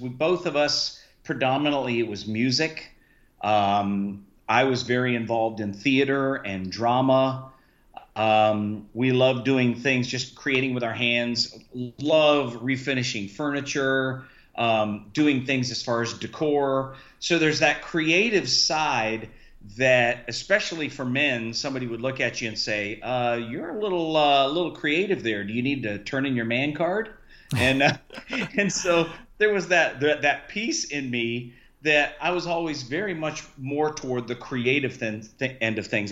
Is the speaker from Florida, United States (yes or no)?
yes; Key West, Florida, United States; now in Sarasota, United States; I was raised in Key West, Florida